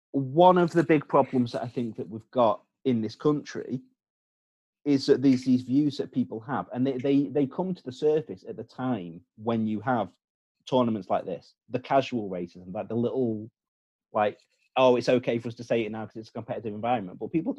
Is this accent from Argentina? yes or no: no; United Kingdom; it's okay for us to say these things because we're the British.